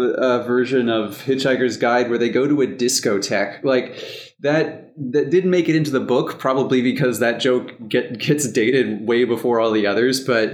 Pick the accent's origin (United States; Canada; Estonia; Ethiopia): United States; as an American, very young kid